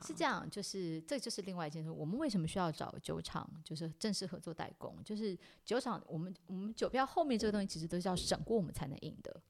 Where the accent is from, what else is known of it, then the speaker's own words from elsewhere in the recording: Taipei, Taiwan; 我因为从小是在台北出生长大